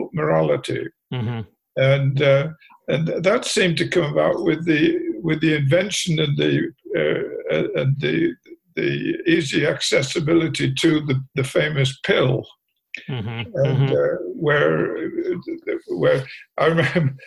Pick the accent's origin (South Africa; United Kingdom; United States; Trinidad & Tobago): United Kingdom; England; moved away; When I was growing up in England